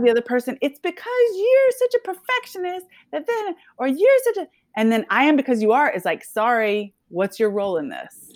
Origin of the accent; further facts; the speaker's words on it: Nashville, Tennessee, United States; moved away as an adult; was born and raised in Tennessee, in Nashville, and then I left in nineteen ninety-seven